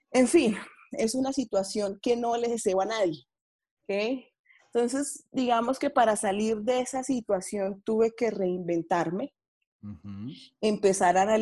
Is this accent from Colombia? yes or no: yes; Bogotá, Colombia; Bueno, Juan Camilo, yo soy de Bogotá.